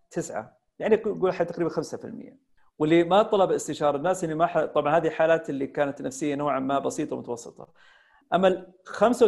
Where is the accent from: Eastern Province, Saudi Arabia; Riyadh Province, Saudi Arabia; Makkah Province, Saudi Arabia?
Makkah Province, Saudi Arabia; Taif; توجهت الى مسقط راسي اللي هي مدينه الطائف